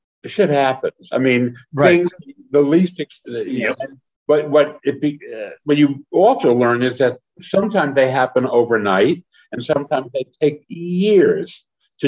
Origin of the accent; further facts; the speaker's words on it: New Jersey, United States; I grew up in Jersey